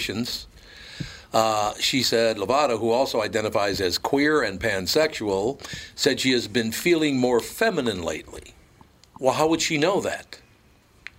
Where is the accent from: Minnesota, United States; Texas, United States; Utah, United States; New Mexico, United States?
Minnesota, United States; Minneapolis; also born or lived in New York; I'm a kid from Minneapolis